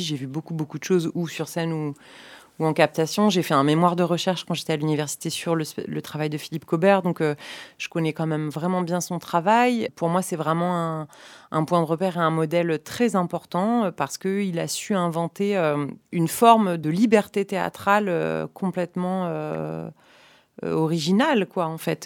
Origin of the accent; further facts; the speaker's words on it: about 30 km from Niort, Nouvelle-Aquitaine, France; la scène nationale de Niort, euh, la ville qui est à une trentaine de kilomètres de là où j'ai grandi